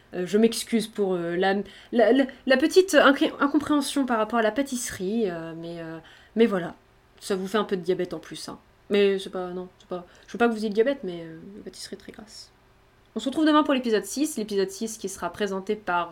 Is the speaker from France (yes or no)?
yes; Brittany, France; je suis bretonne